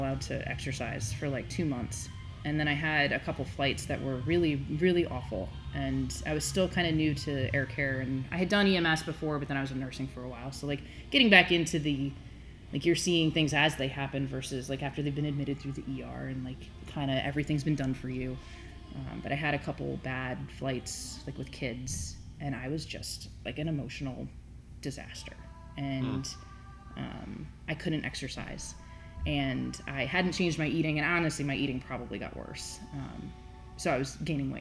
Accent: Rhode Island, United States; Rhode Island, is where I was born

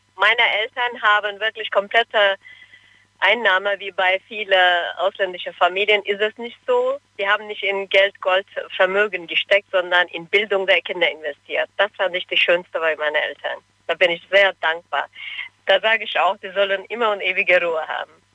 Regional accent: Cologne, North Rhine-Westphalia, Germany; also born or lived in Turkey; Ich bin in Köln aufgewachsen

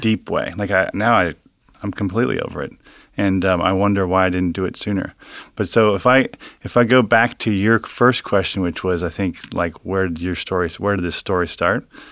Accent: Cincinnati, Ohio, United States; from Cincinnati, grew up in Hyde Park

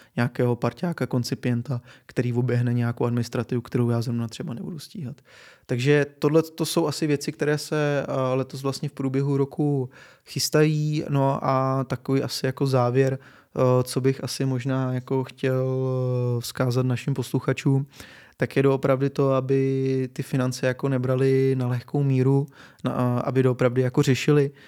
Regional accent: Czechia; my Češi

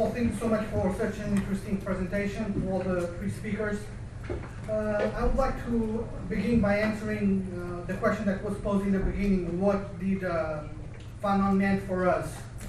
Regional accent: Portugal; moved away; I'm from Portugal, and I'm a son of the decolonial movement of the African colonies.

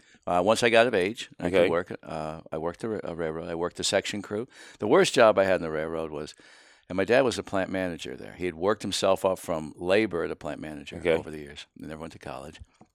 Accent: Sayre, Pennsylvania, United States; I grew up in northeastern Pennsylvania, right on the Susquehanna River, a little town called Sayre, S-A-Y-R-E

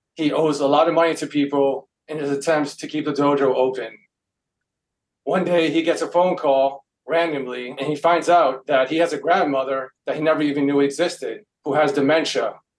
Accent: New York City, New York, United States; I grew up in New York City

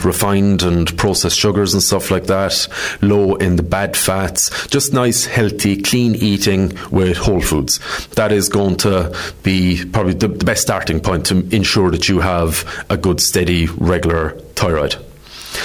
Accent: Ireland; we're Irish

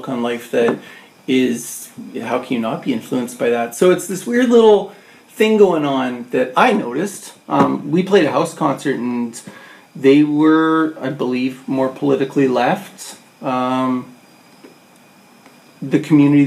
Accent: Canada; I'm fucking Canadian

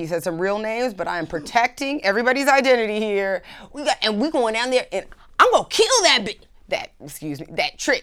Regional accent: California, United States; now in Miami Beach, United States; I was raised in California by some very liberal parents

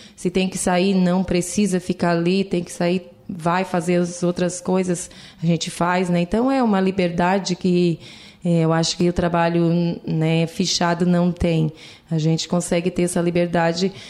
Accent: Lauro Müller, Santa Catarina, Brazil; Sim, sou natural de Lauro Miller. Nasci, me criei né, nesse lugar

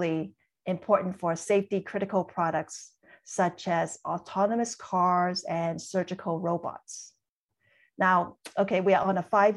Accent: Hong Kong; moved away; I was born and raised in Hong Kong.

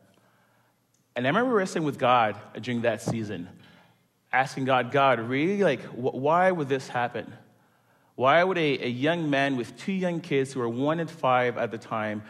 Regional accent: Montreal, Quebec, Canada; moved away as an adult; now in Toronto, Canada; I am originally born and raised in Montreal

